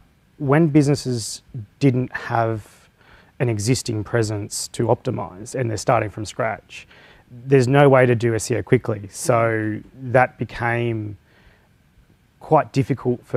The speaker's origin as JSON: {"language": "English", "area": "Blue Mountains", "region": "New South Wales", "country": "Australia", "moved": "as an adult", "lives_now": "Newcastle, Australia", "said": "I was originally from the Blue Mountains"}